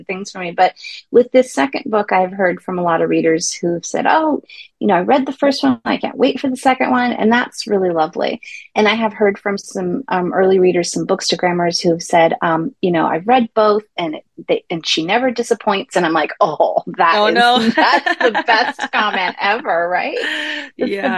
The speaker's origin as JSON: {"language": "English", "town": "Santa Cruz", "region": "California", "country": "United States", "tie": "born or raised there", "also_born_or_lived": "Greece", "said": "I grew up in Santa Cruz"}